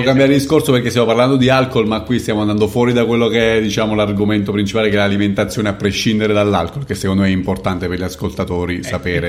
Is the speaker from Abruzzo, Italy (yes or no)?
yes; near Pescara, Abruzzo, Italy; dalle, dalle mie parti, vicino Pescara e la periferia di Pescara